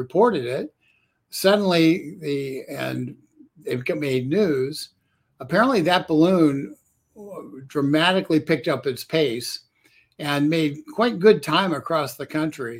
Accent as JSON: {"language": "English", "country": "United States", "said": "As an American"}